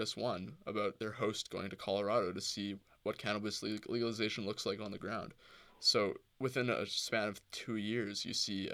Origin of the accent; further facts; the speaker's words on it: Winnipeg, Manitoba, Canada; I grew up in Winnipeg